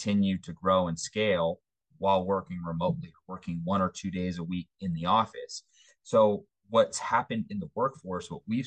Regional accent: East Coast, United States; now in Denver, United States; I'm from the East Coast

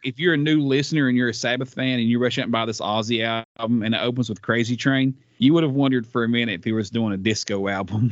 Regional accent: the South, United States; I'm from the South

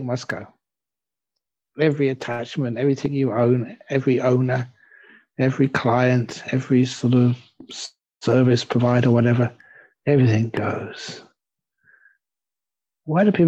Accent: England, United Kingdom; now in Perth, Australia; I'm an English monk

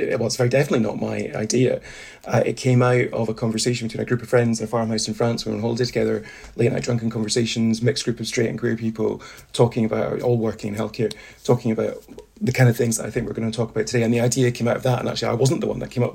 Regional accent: Highlands of Scotland, United Kingdom; So I grew up in the Highlands of Scotland in the 80s and 90s

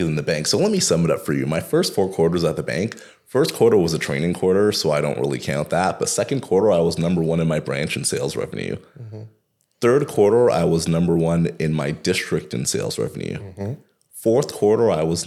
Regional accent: Toronto, Ontario, Canada; I am a kid from Rexdale

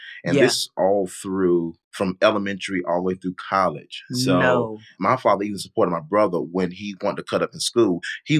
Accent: Fayetteville, North Carolina, United States; Yeah, born and raised Fayetteville, North Carolina.

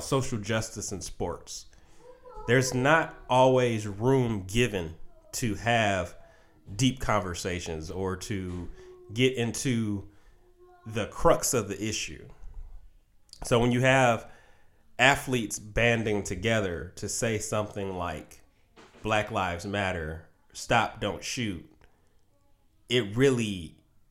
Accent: Detroit, Michigan, United States; my hometown, the Detroit Pistons

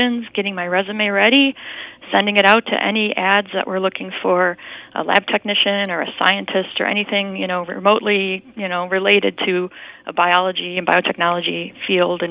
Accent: Buffalo, New York, United States; born and raised in Buffalo

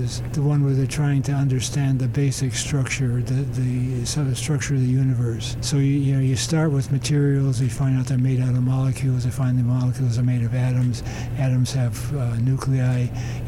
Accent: Chicago, Illinois, United States; moved away; I grew up in Chicago

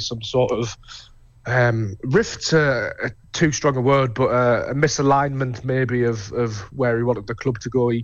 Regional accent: Sunderland, North East England, United Kingdom; I'm from Hendon

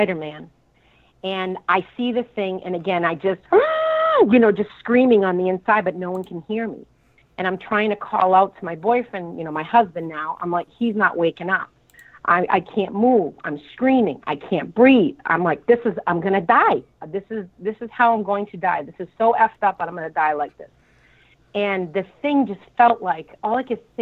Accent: Boston, Massachusetts, United States; I was born in Boston

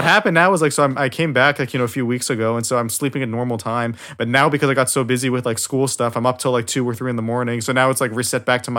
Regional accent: Kyoto, Japan; now in Pittsburgh, United States; it takes over 24 hours to get back to Pittsburgh from where I'm from Kyoto.

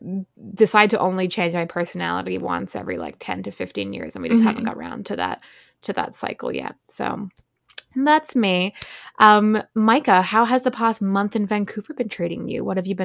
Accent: Ireland; also born or lived in Australia; now in New York City, United States; I am also 24, and I'm a copywriter living in New York City. I'm originally from Ireland, but I spent a lot of time growing up in Australia, and then I've been in the US since late 2019, which is why I sound weird.

